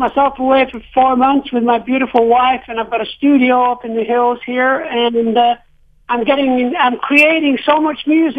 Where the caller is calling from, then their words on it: Central California, United States; I'm calling from Central California.